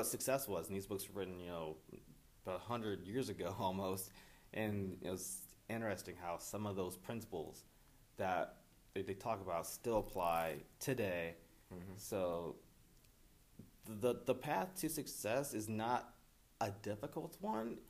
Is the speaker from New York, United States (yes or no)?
no; East Moline, Illinois, United States; I'm Quad City native, born and raised in East Moline